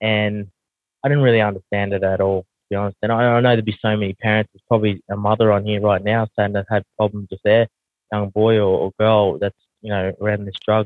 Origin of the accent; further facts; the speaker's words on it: Australia; accent: heavy Aussie; also born or lived in New Zealand; I don't realize how heavy my Aussie accent is